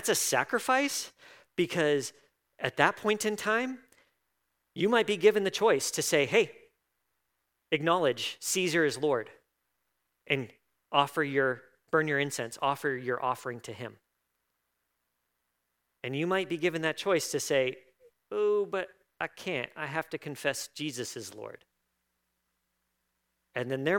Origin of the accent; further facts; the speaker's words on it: United States; I am an American